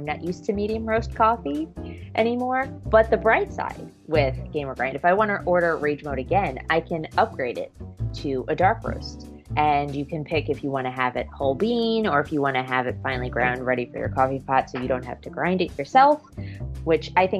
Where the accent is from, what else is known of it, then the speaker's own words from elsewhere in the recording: New York, United States; I grew up here in New York